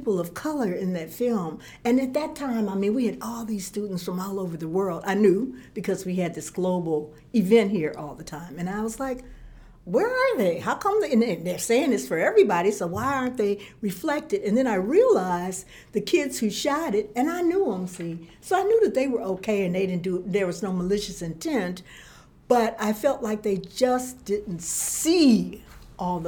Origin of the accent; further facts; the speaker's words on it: Chicago, Illinois, United States; moved away as an adult; now in Florence, United States; I am originally from Chicago, and I came here in the 90s